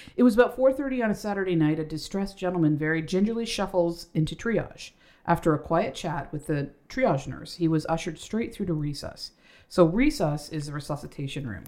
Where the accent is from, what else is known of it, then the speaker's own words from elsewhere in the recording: Canada; We do have accents. We're Canadian